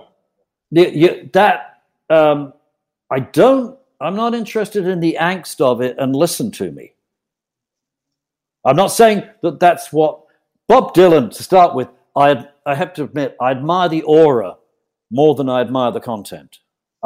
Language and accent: English; United Kingdom; also born or lived in Wilton, Connecticut / Colombia; now in British Columbia, Canada; I am more British than Colombian, but I'm in British Columbia